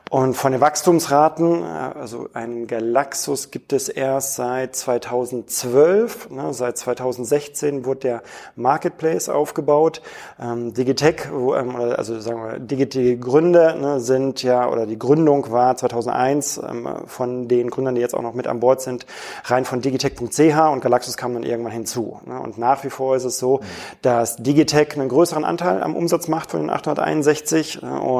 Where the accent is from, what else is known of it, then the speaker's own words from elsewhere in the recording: Switzerland; als Schweizer ja. Kunde natürlich auch ein bisschen veräppelt fühlen